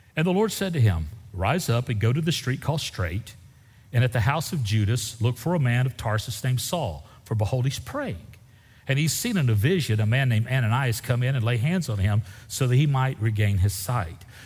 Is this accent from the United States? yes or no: yes; Central Texas, United States; I'm from Central Texas